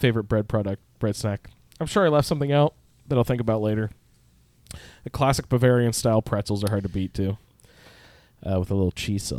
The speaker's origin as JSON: {"language": "English", "country": "United States"}